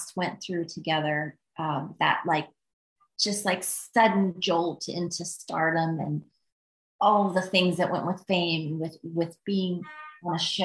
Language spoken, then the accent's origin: English; Midwest, United States; moved away; I'm from the Midwest